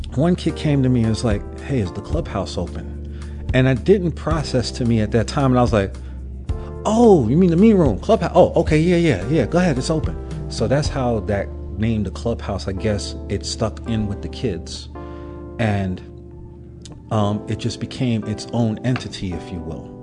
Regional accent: New York City, New York, United States; growing up in Brooklyn, but I grew up during the crack era

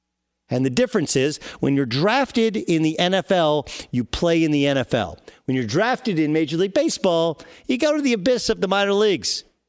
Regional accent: California, United States; I grew up in Southern California, and I laughed when the Clippers would lose in the second round of the playoffs.

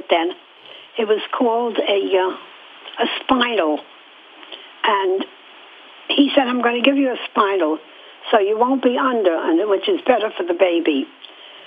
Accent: New York City, New York, United States; now in Hallandale, United States; I was born in Manhattan, in New York City, in what they called the tenements, a cold water flat

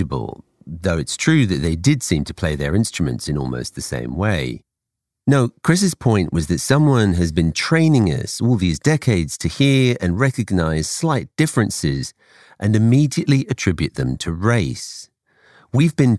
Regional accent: England, United Kingdom; I grew up in England

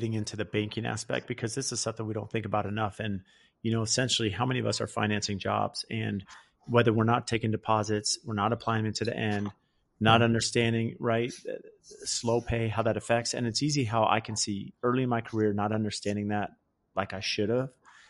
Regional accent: California, United States; I grew up in California.

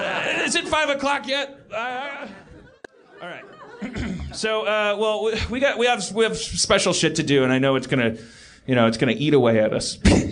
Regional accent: Brooklyn, New York, United States; If my neighbor gets killed, I care. Because I'm from Brooklyn.

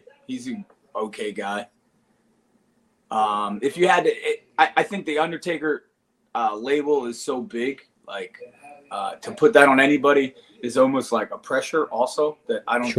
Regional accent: Philadelphia, Pennsylvania, United States; born or raised there

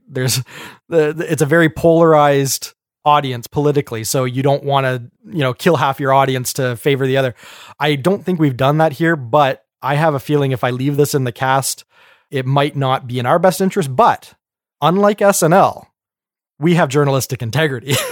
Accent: Canada; we're Canadian

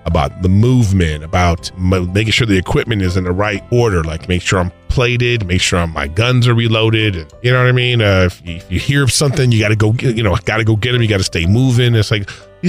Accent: Los Angeles, California, United States; I'm originally from Los Angeles

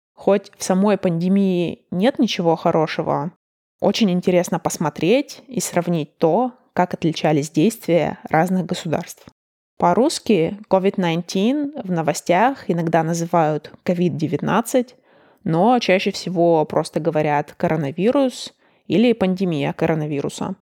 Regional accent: Russia; moved away as an adult; also born or lived in Chicago, United States; now in Denmark; между Чикаго и Москвой или Чикаго и моим родным городом было 9 или 11 часов разницы во времени

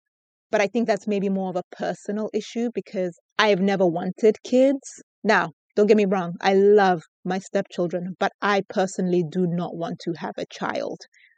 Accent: Lesotho; also born or lived in United Kingdom; people I'm Basotho. And then sometimes I would tell people that I'm British. It really depends on who you're speaking to. It's like, if I'm from Lesotho, it's like, oh, okay, great. You're from Lesotho.

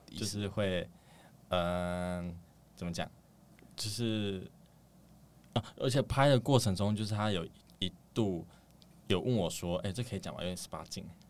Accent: Xiaying, Tainan, Taiwan; moved away as an adult; now in Taipei, Taiwan; 台南夏营

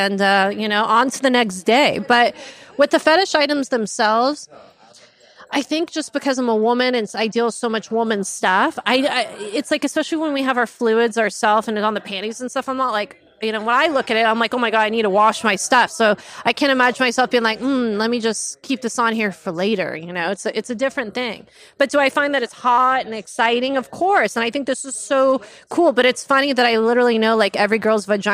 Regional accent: Calabasas, California, United States; where I grew up in Calabasas, it was sheltered as hell.

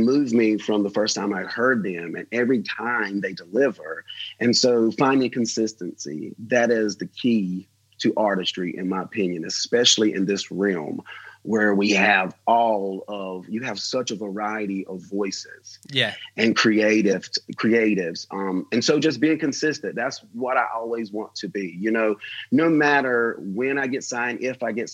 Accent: United States; as an American

